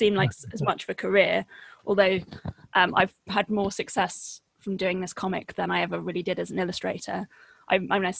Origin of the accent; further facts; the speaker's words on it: Henfield, South East England, United Kingdom; also born or lived in Brighton; I mostly grew up in a village that's about 20 minutes drive north of Brighton. Mm-hmm. Yeah, called Henfield